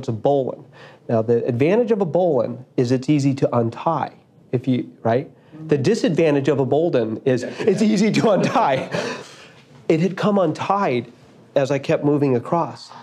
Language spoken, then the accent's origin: English; Boulder, Colorado, United States; near where I grew up in Boulder.